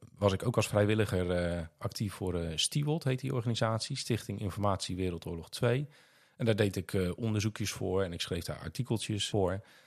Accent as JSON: {"language": "Dutch", "town": "Vlaardingen", "region": "South Holland", "country": "Netherlands", "tie": "born or raised there", "said": "ik ben opgegroeid in de Holywijk. in de buurt van het wijkpark"}